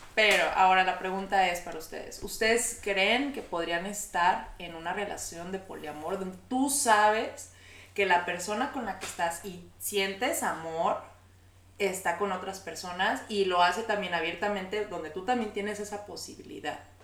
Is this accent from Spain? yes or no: no; Mexico; todos somos mexicanos, latinos